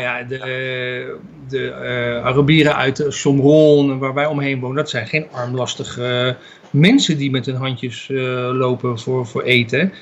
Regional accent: Netherlands; now in Israel; als Nederlanders

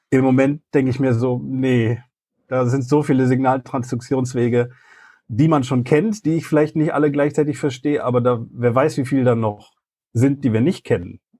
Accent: Solingen, North Rhine-Westphalia, Germany; in ein Fitnessstudio in Solingen, in meinem Heimat, äh, in meiner Heimatstadt, eingelatscht

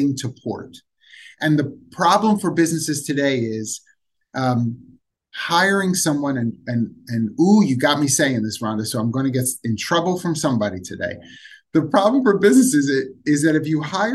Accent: Philadelphia, Pennsylvania, United States; I'm from Philadelphia

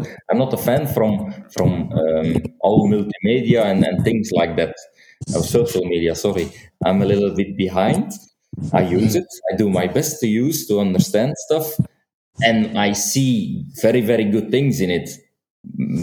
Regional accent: Flanders, Belgium; accent: Flemish; first language Dutch (Flemish); English is a second language

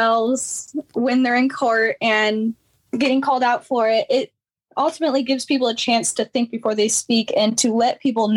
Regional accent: Pontiac, Illinois, United States; I was born and raised in Pontiac

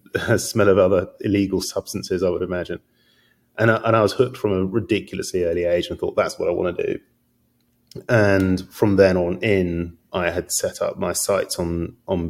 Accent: London, United Kingdom; now in California, United States; I'm not from California. I'm from London

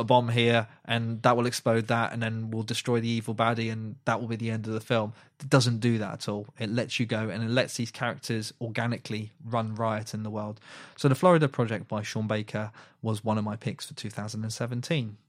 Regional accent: United Kingdom; We are British people

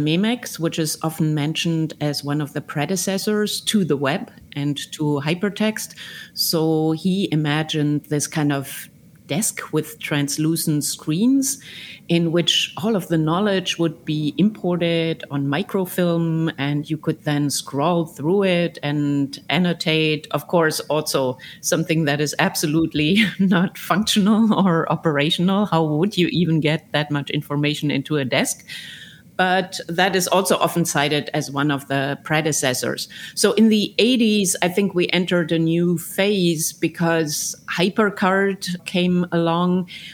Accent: Germany; I grew up in Germany

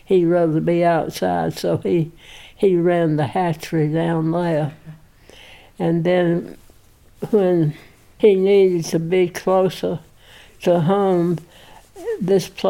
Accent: Fayetteville, Georgia, United States; also born or lived in Atlanta, Georgia; I was born in Atlanta at Cross Lawn Hospital, but my parents lived in Fayetteville. So I've been here all of my life

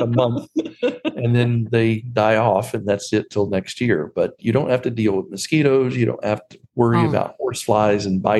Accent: Mississippi, United States; moved away as an adult; also born or lived in Berkeley, California / North Carolina; now in McMinnville, United States; I grew up in Mississippi, and there is a huge mosquito population.

